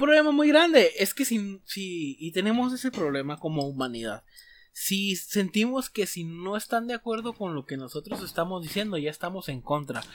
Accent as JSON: {"language": "Spanish", "country": "Mexico"}